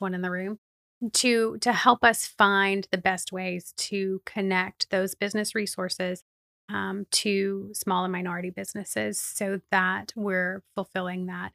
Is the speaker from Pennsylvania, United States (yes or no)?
no; Plant City, Florida, United States; also born or lived in Lakeland; I am a native Floridian, which is a strange thing, I think, sometimes, but I was, um, born and raised in Plant City